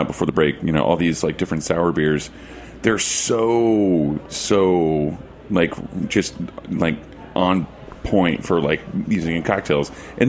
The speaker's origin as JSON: {"language": "English", "region": "Oklahoma", "country": "United States", "said": "you know, you're from Texas and I'm from Oklahoma."}